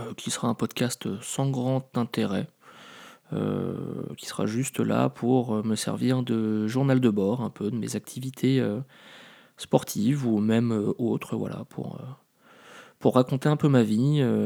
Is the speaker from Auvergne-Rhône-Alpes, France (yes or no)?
no; Paris, Île-de-France, France; moved away as an adult; also born or lived in Lille; je suis parisien